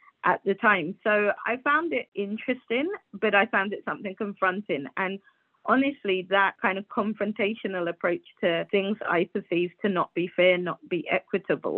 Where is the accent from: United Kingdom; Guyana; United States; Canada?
Guyana; moved away; I was born in Guyana, so that's a country of America. And it's a super patriarchal society